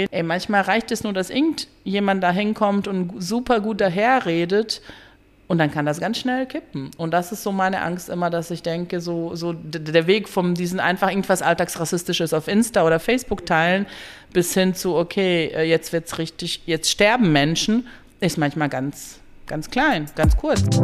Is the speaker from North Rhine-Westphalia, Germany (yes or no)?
yes; Dortmund, North Rhine-Westphalia, Germany; Genau, ähm, ich komme aus Dortmund und arbeite im Dietrich-Keuning-Haus, einem Kulturzentrum